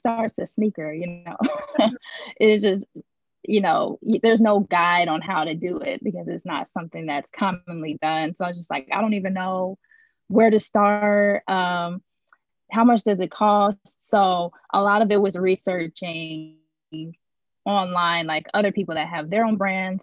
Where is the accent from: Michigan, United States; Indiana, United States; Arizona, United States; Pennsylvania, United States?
Indiana, United States; Indianapolis; moved away; I'm originally from USA. So I was born in Indianapolis, Indiana